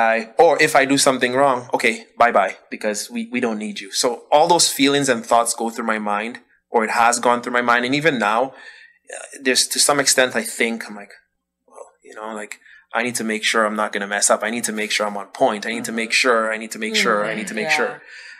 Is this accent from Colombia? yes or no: no; Dominica; also born or lived in Ottawa, Canada; now in Canada; I grew up in Dominica. So in growing up, I never had to worry about all what I've been hearing since I moved to Canada. And I went from growing up in Dominica to now coming to Canada